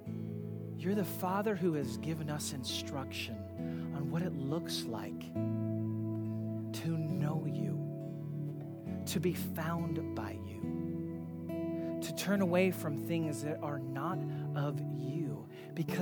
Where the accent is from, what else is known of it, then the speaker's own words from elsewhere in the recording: United States; many of us as American Christians